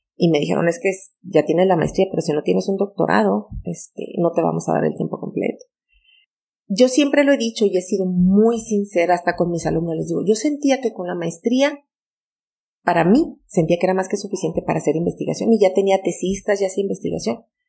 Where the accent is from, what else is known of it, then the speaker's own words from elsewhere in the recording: Majalca, Chihuahua, Mexico; mi infancia en Majalca